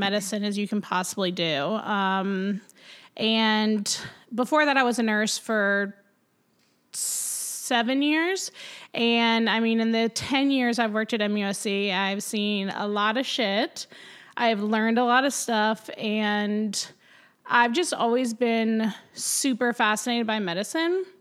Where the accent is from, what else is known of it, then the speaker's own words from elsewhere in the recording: Greenville, South Carolina, United States; also born or lived in Clemson, South Carolina; now in Charleston, United States; I am a South Carolina born and bred. I was born in Greenville